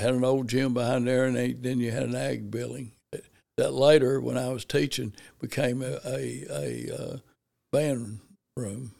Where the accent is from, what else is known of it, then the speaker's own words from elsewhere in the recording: Paragould, Arkansas, United States; growing up in Paragould, basically just, you know, as he, as a child